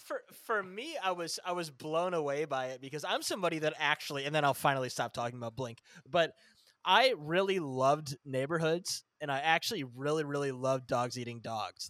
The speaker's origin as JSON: {"language": "English", "region": "Northern Illinois", "country": "United States", "said": "I'm from the Northern Illinois area"}